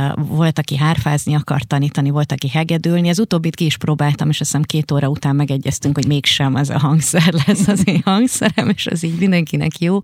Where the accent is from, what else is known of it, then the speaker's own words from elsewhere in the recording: Hungary; a Ponty utcában, ahol fölnőttem